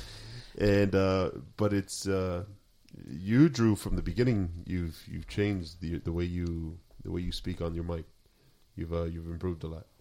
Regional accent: Sinaloa, Mexico; moved away; we're from Sinaloa.

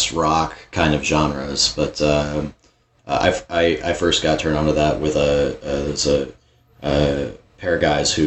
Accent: Texas, United States; growing up in Texas

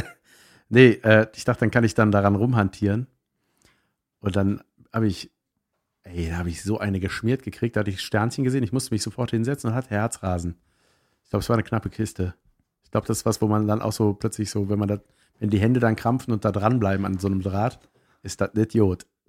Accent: Swisttal, North Rhine-Westphalia, Germany; moved away; Ich komme aus Wistal-Boschofen ursprünglich

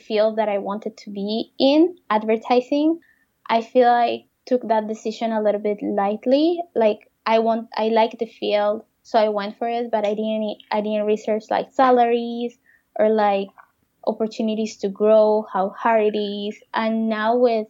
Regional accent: Colombia; moved away as an adult; now in Canada; I'm from Colombia, he's from France, and we live in Canada

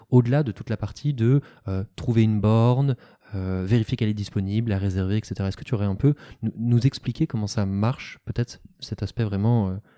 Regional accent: Paris, Île-de-France, France; moi en tant que Parisien qui n'ai pas de voiture

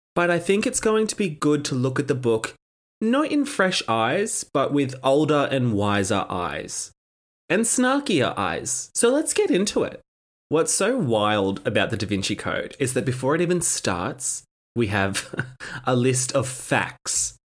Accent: Australia; accent: campy Australian; my campy Australian accent

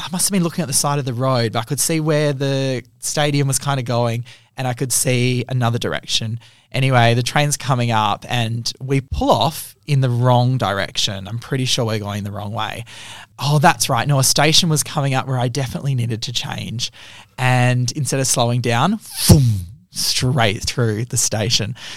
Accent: Australia; I'm from Australia.

